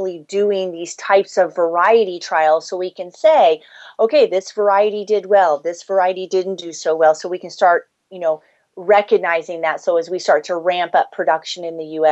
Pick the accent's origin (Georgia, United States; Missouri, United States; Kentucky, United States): Missouri, United States; now in Canada; I'm from Missouri. I've immigrated to Canada